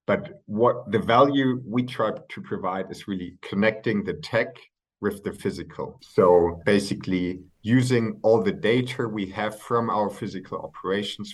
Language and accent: English; Hamburg, Germany; moved away as an adult; also born or lived in near Frankfurt, Germany / United Kingdom; now in Berlin, Germany; I'm originally from Hamburg, grew up there, grew up close to Frankfurt for a couple of years as well. Moved to the UK for my studies